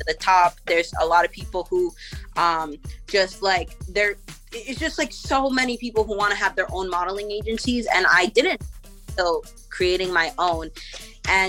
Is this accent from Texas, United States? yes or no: no; New Jersey, United States; also born or lived in Puerto Rico / Pennsylvania; I was born in Puerto Rico, but we moved to New Jersey when I was literally like a week old. So, like, you know, I was raised in Jersey, high school, everything there.